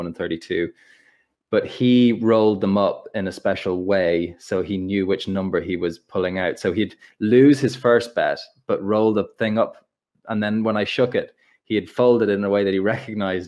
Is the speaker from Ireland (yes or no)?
yes; Ireland; I'm Irish